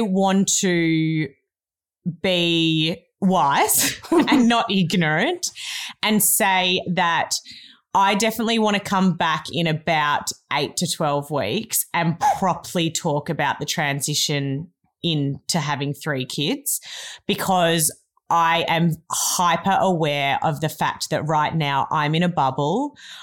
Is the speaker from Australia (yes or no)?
yes; Melbourne, Victoria, Australia; now in Cabarita Beach, Australia; I grew up in Melbourne, but I now live in Cabarita Beach, which is in northern New South Wales